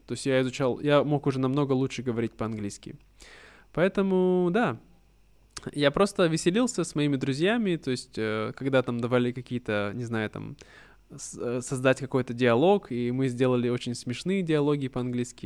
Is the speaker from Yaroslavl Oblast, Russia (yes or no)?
no; Irkutsk, Irkutsk Oblast, Russia; moved away; в моем случае я был из Иркутска, из Сибири, и на этом предмете, на уроках этого предмета нас учили истории Иркутской области